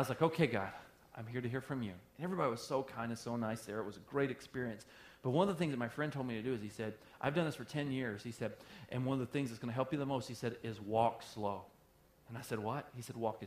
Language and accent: English; the South, United States; moved away; I'm from the South